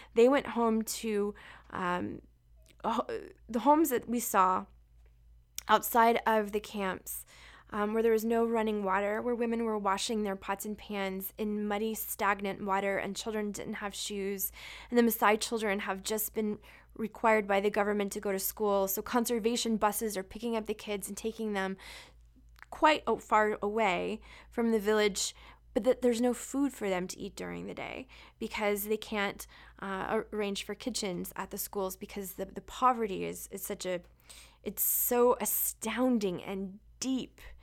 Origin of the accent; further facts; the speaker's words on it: Florida, United States; I grew up in Florida